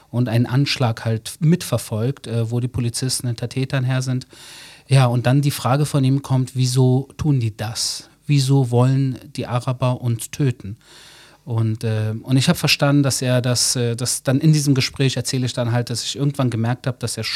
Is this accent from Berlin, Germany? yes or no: yes; Berlin, Germany; now in Israel; Also ich bin in Deutschland geboren, 1977, bin Sohn persisch-jüdischer Eltern. Ähm, habe dann in Berlin meine Jugend erlebt, die war teilweise sehr tough.